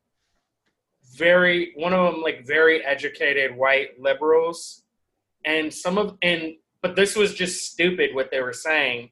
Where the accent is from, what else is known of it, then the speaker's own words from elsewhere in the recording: Seattle, Washington, United States; moved away as an adult; also born or lived in Virginia; now in New York City, United States; I'm from Seattle